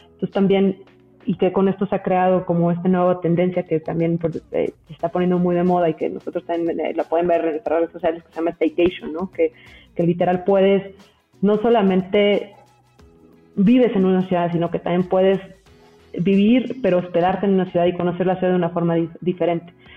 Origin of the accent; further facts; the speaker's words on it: Mexico City, Mexico; yo, yo soy mexicana, toda la vida he vivido en la Ciudad de México